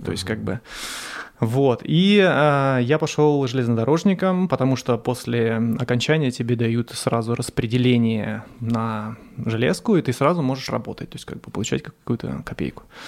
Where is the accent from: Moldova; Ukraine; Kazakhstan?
Ukraine; Dzerzhinsk, Donetsk Oblast; moved away as an adult; also born or lived in Skopin, Ryazan Oblast, Russia / Moscow, Russia; now in Saint Petersburg, Russia; я вообще родился в Скопине, это Рязанская область, но по распределению от родителей мы поехали в город Дзержинск, это на Украине, это Донецкая область